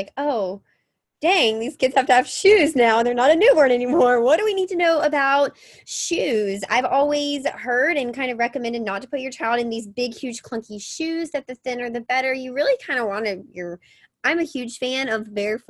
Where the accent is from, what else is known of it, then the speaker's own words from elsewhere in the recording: Mississippi, United States; I grew up in Mississippi and on a farm, and I was always barefoot.